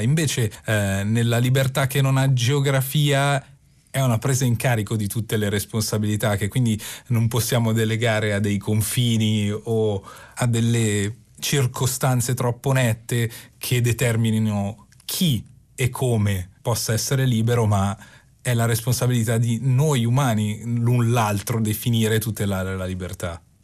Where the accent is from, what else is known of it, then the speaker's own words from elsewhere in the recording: Milan, Lombardy, Italy; io sono di Milano